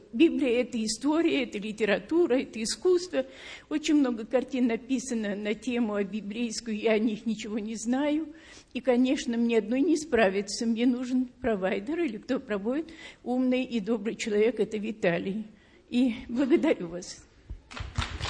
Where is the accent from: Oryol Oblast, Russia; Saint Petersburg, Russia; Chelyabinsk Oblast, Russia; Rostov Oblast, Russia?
Saint Petersburg, Russia; moved away as an adult; now in United States; я родилась в Ленинграде в очень э, современной семье